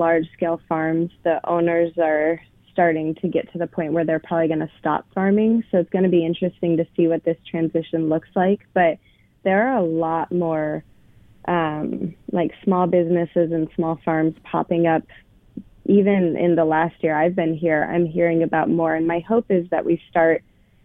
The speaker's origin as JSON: {"language": "English", "region": "Colorado", "country": "United States", "tie": "born or raised there", "moved": "yes", "lives_now": "Portland, United States", "said": "I grew up in Colorado"}